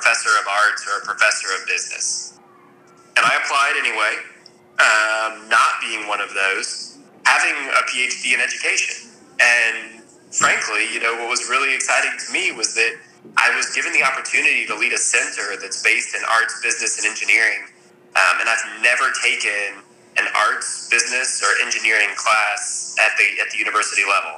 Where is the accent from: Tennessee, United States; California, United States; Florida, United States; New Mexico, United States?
Tennessee, United States; Nashville; now in Richmond, United States; I'm originally from Nashville, Tennessee